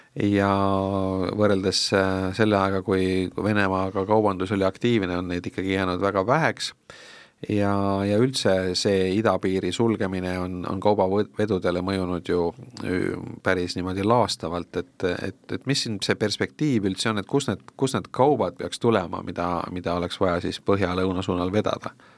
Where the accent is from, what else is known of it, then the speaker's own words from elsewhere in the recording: Tartu, Tartu County, Estonia; ma ise olen ka tartlane tausta poolest